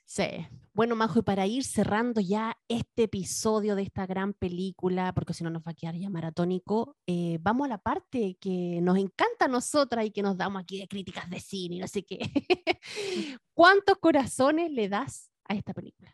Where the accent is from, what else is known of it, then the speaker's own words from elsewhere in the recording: Valparaíso, Chile; Yo crecí en Valparaíso en los 80, 90